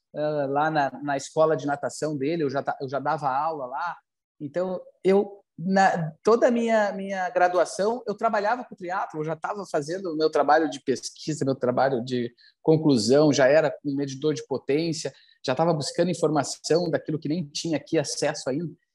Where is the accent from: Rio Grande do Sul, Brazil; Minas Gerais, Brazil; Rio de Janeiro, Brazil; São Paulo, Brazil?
Rio Grande do Sul, Brazil; Porto Alegre; aqui no sul, aqui em Porto Alegre, para onde eu, né, onde eu cresci